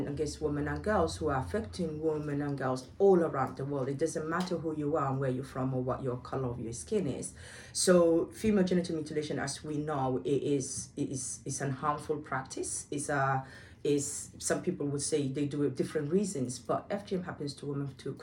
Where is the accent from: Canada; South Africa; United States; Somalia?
Somalia; Somaliland; now in United Kingdom; I was born in Somalia, and it's known as Somaliland now